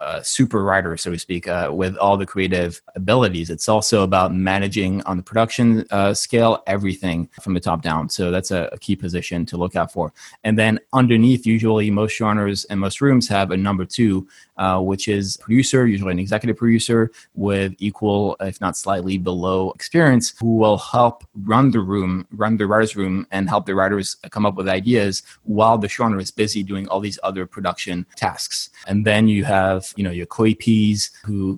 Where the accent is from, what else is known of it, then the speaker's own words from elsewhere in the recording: Paris, Île-de-France, France; moved away as an adult; now in United States; I'm originally from Paris, which is why I also have an accent. And I moved to the States about 8 years ago.